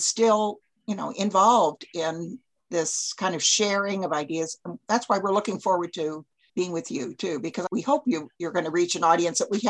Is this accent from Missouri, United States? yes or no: yes; St. Louis, Missouri, United States; moved away as an adult; also born or lived in Chicago / Knoxville; now in Tennessee, United States; I was raised in St. Louis, in a suburb